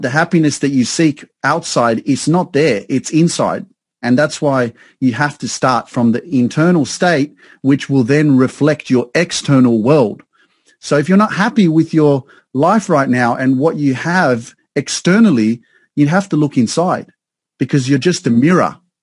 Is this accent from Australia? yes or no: yes; Sydney, New South Wales, Australia; moved away as an adult; now in Newcastle, Australia; I grew up in Sydney around a lot of multicultural, uh, multiculturalism, multicultural society